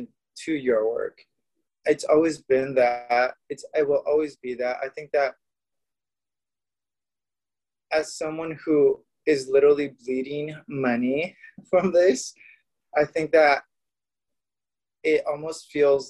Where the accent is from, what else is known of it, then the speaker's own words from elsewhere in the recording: Mexico; now in Los Angeles, United States; I grew up in Mexico.